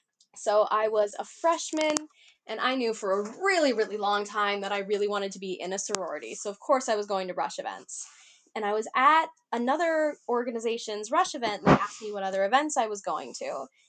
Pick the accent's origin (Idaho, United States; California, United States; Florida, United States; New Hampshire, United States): Idaho, United States; moved away as an adult; now in Oregon, United States; I'm from Idaho, not from Oregon.